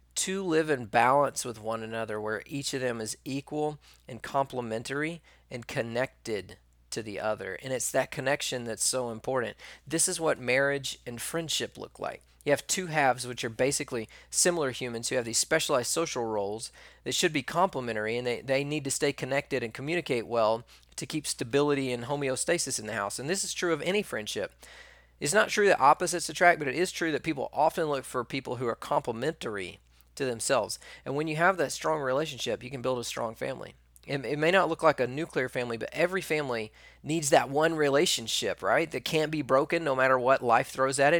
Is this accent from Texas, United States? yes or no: yes; East Texas, United States; I can't say rural because I'm from East Texas.